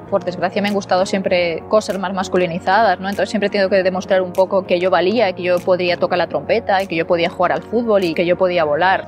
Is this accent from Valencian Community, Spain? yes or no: yes; Onda, Valencian Community, Spain; jugando a fútbol por las calles de, de Onda y mi pueblo